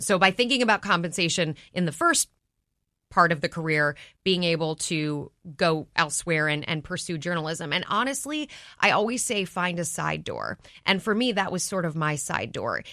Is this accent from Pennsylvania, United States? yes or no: no; Minneapolis, Minnesota, United States; moved away; I grew up in Minneapolis.